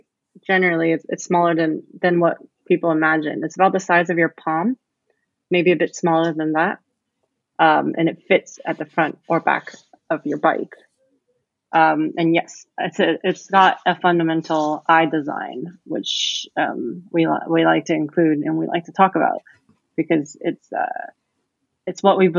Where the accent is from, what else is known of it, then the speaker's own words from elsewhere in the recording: California, United States; also born or lived in Taipei / Singapore; now in London, United Kingdom; So I am from California, but I've grown up, you know, all over the place in Taipei, back in California, and I've lived in Singapore for a few years. And I moved to London to complete my MBA